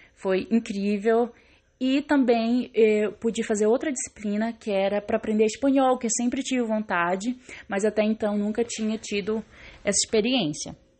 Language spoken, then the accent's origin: Portuguese; Belém, Pará, Brazil; Eu sou de Belém do Pará, como eu já disse. Eu cresci num bairro na periferia de Belém chamado Águas Lindas